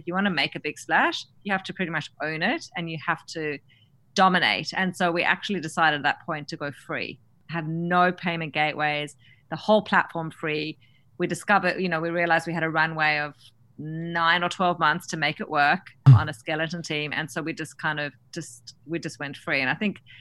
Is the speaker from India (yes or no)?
no; Australia; accent: Aussie; moved away; being an Aussie founder